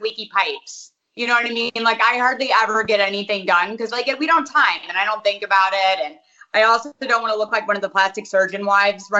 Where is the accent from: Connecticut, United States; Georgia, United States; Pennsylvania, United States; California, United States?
Connecticut, United States; Hartford; moved away; also born or lived in South Windsor, Connecticut; I was born in Hartford.